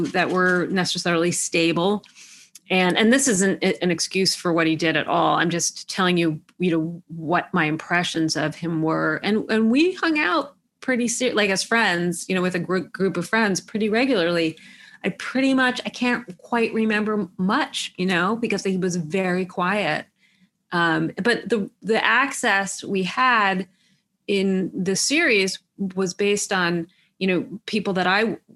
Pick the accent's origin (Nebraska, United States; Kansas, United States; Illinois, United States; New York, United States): New York, United States; New York City; I grew up in Manhattan